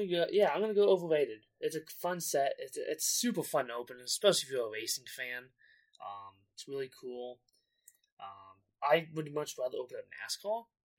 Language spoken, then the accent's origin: English; United States; F1 definitely sells a lot better than NASCAR, which I don't get, being American.